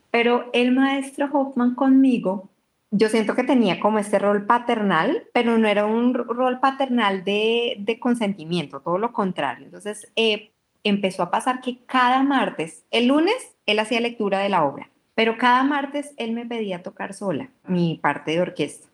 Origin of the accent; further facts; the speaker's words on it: Colombia; also born or lived in Europe; algo de mi, de mi tierra